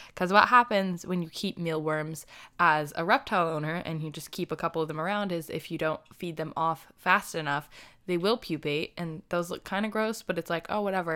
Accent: United States; I am from the United States

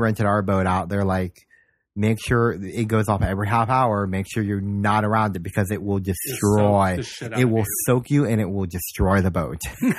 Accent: Ohio, United States; I'm from Ohio.

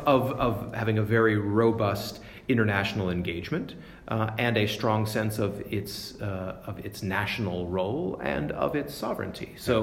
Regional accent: United States; as an American

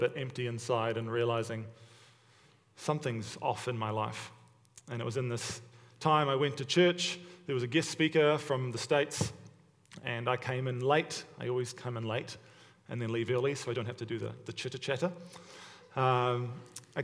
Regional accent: Hamilton, Waikato, New Zealand; also born or lived in Stoney Creek, Ontario, Canada; now in Hamilton, Canada; I was born and raised in Hamilton, New Zealand, but now I live in Hamilton, Ontario

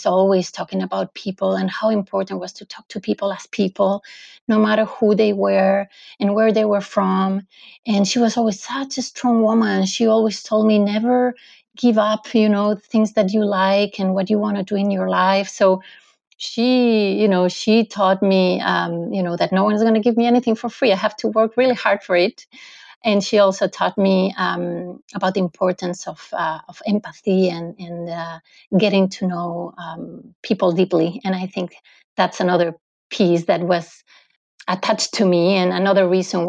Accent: Madrid, Community of Madrid, Spain; now in Lausanne, Switzerland; Okay, so I am originally from Madrid, from Spain, but I live in Lausanne, in Switzerland

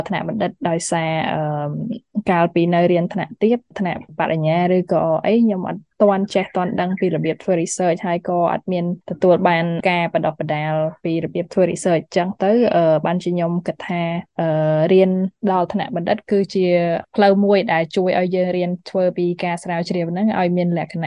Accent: Cambodia

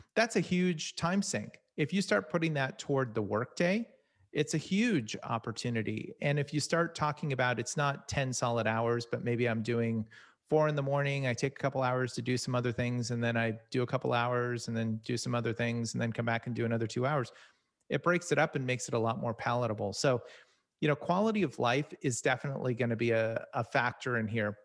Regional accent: Silicon Valley, California, United States; I'm originally from Sal-, Silicon Valley

